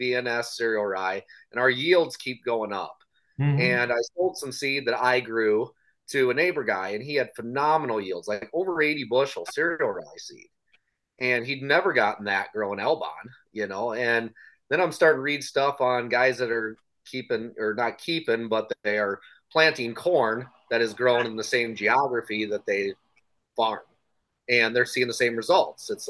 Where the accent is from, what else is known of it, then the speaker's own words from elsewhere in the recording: Northeast Iowa, United States; I'm from Northeast Iowa